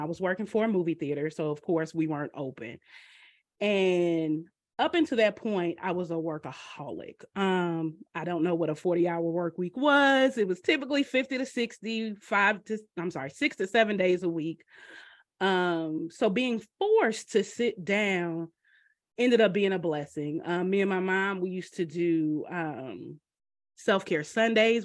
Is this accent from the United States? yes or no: yes; Atlanta, Georgia, United States; moved away as an adult; also born or lived in New York; now in Alabama, United States; we moved to a, the metro Atlanta area when I was four years old